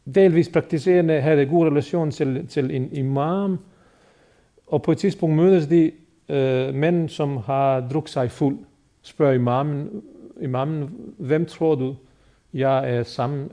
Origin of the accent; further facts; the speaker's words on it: Bosnia & Herzegovina; now in Denmark; muslimerne i Bosnien, hvor jeg er født og opvokset